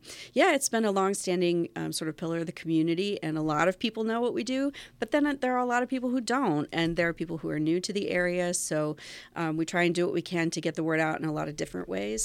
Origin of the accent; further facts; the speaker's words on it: Winchester, Virginia, United States; Well, I'm actually from Winchester originally.